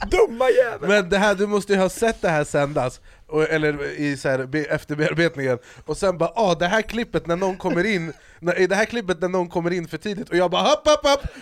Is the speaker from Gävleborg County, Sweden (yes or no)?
no; Strängnäs, Södermanland, Sweden; also born or lived in Eskilstuna; Alltså jag är uppvuxen i Strängnäs. Och Strängnäs och Esk alltså jag är född för att